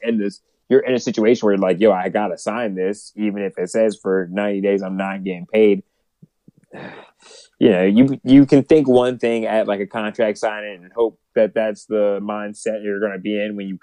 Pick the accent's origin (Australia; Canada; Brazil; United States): United States; Philadelphia, Pennsylvania; I'm just a Philly nigga that has been to Jersey enough.